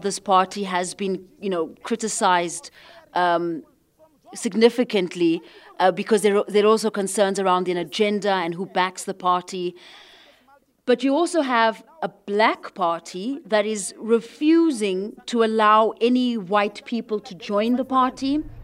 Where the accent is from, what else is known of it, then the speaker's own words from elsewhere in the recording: South Africa; as a South African